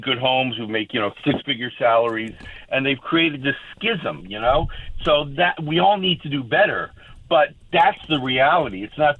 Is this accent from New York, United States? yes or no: yes; New York, United States; now in North Carolina, United States; I live in North Carolina, fortunately, and I'm from New York originally